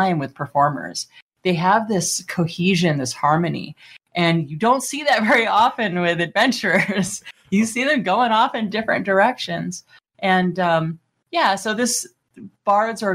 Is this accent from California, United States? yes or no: yes; Los Angeles, California, United States; I'm from Los Angeles